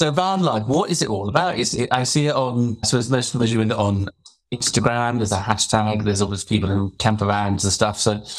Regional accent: Farnborough, South East England, United Kingdom; I grew up in Hampshire, in Farnborough, so not a million miles from Portsmouth.

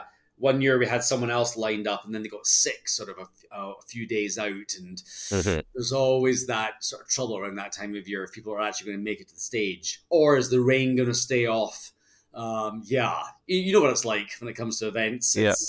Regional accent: Scotland, United Kingdom; accent: Scottish; I think I charmed him with my Scottish accent and I got a bit of a discount and picked up my first piece.

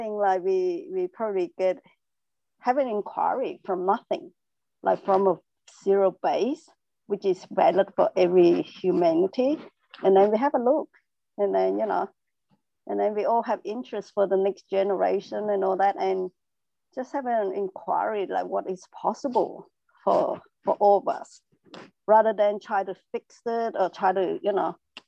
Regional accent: Melbourne, Victoria, Australia; I just think I'm from Melbourne, Australia, so now it's a bit late.

